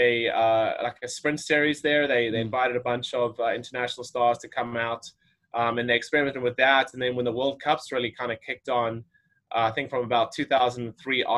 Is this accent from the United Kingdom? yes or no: no; South Africa; moved away as an adult; also born or lived in Florida / Arizona; now in United States; I grew up in South Africa, was born there